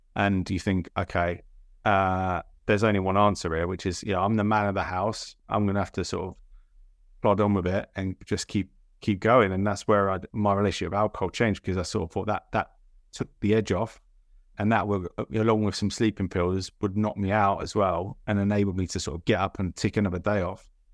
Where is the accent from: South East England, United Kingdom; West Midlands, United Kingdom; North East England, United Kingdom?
South East England, United Kingdom; Milton Keynes; also born or lived in Salt Lake City, Utah, United States / Bedfordshire; Moved around a few times and settled in Milton Keynes and spent most of my childhood, well, pretty much all my childhood there.